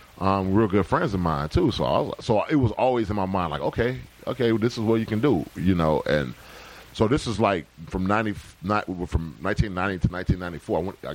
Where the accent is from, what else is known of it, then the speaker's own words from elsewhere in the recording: Decatur, Georgia, United States; I'm from Decatur, Georgia